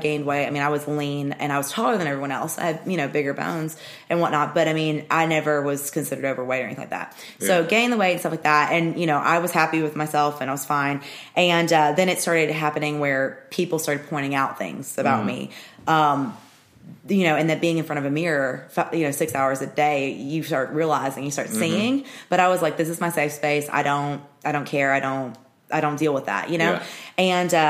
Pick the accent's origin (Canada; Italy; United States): United States; Murfreesboro, Tennessee; born or raised there